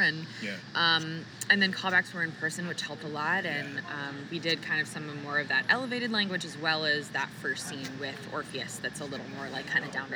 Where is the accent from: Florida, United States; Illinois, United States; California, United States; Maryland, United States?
Florida, United States; South; I grew up in South Florida, and I took my first improv class at 12.